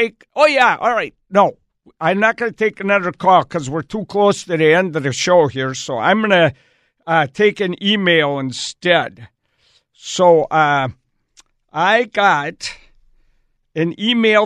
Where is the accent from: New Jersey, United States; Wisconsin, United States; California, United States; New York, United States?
Wisconsin, United States; moved away; I grew up in Wisconsin